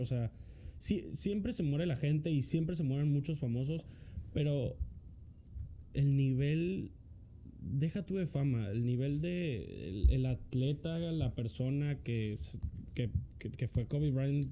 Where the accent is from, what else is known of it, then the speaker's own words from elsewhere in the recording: Mexico; nosotros como mexicanos, vamos a llamarnos, o sea, pues sí, mexicanos